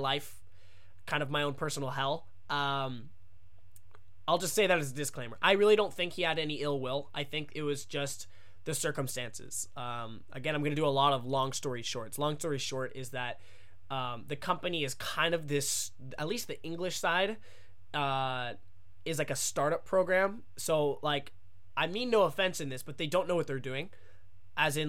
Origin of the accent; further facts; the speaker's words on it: United States; moved away as an adult; now in Japan; as an American